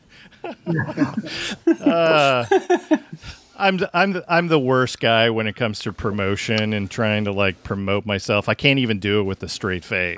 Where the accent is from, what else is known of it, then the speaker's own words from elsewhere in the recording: Tacoma, Washington, United States; Wayne and I grew up in Tacoma